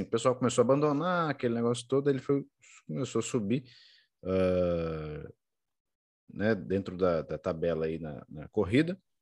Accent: Brazil; nós somos brasileiros

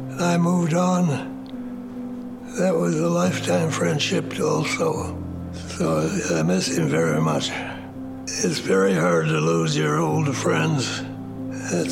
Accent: Minneapolis, Minnesota, United States; I was born in Minneapolis

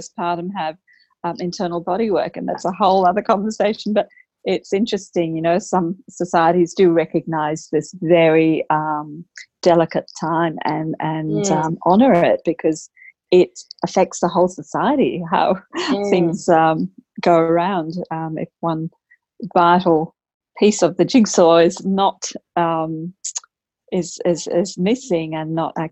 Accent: Australia; while I'm Australian, my background's Indian

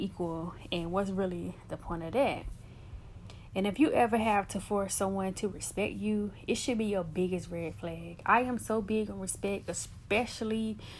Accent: United States; I am from the States, so I represent the States

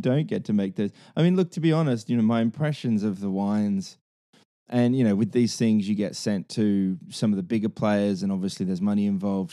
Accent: Hunter Valley, New South Wales, Australia; also born or lived in London; the Hunter, the Hunter Valley

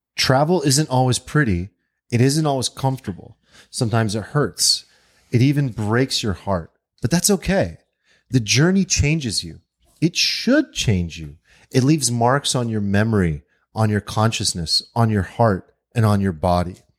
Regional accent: United States; as an American

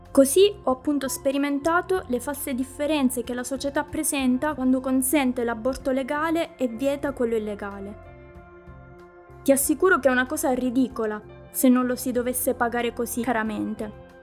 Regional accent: Sweden; anche nel mio paese di origine, che è la Svezia.

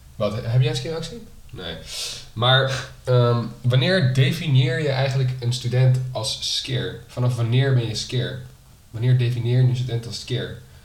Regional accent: Netherlands; kunnen wij best wel zuipen als Nederlanders

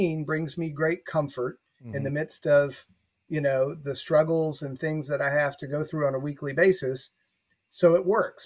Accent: the Bible Belt, United States; growing up in the Bible Belt

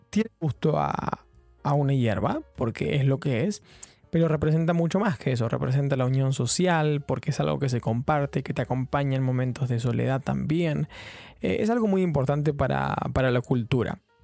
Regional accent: Argentina; moved away as an adult; now in London, United Kingdom; soy un periodista argentino viviendo en Londres

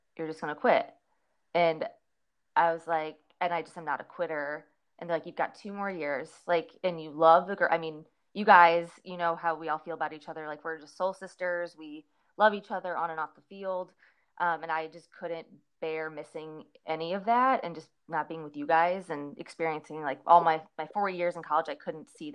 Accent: St. Louis, Missouri, United States; moved away as an adult; also born or lived in Clarksville, Tennessee; I'm from Missouri, St. Louis, Missouri, and a lot of us go to Mizzou

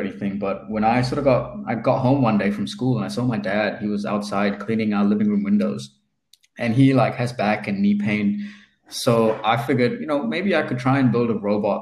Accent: New Zealand; moved away as an adult; also born or lived in India; now in Melbourne, Australia; I'm originally from India. I moved to New Zealand when I was seven. And in New Zealand, I sort of found this love for technology and entrepreneurship kind of during high school.

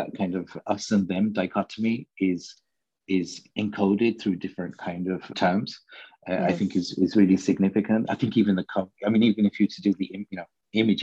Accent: Birmingham, West Midlands, United Kingdom; now in Copenhagen, Denmark; I grew up in Birmingham

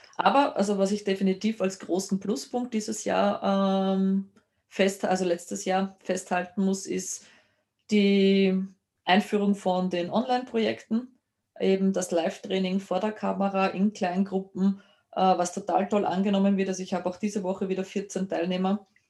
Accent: Lower Austria, Austria; bei uns in Niederösterreich

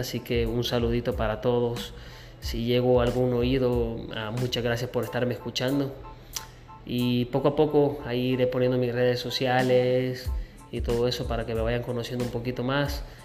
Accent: Sonsonate, El Salvador; now in Houston, United States; Soy de El Salvador, soy nacido en Sonsonate

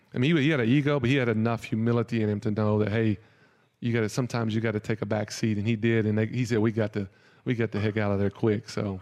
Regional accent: near Middle Tennessee State University, United States; born or raised there

